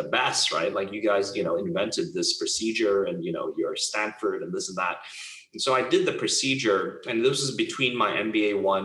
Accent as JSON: {"language": "English", "country": "Hong Kong", "tie": "born or raised there", "said": "I grew up in Hong Kong"}